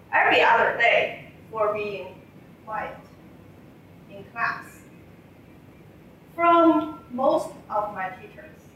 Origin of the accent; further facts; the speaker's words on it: China; moved away; I learned growing up in China.